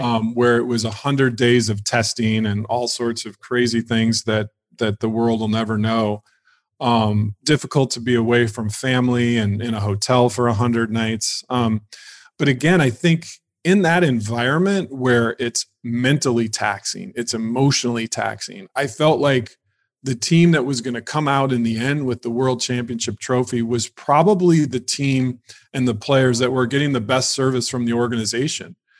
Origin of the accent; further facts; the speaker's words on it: Illinois, United States; now in Los Angeles, United States; I was raised in Illinois, um, just in a small town